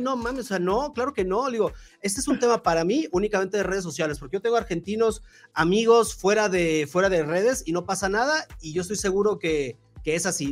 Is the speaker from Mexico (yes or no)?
yes; Mexico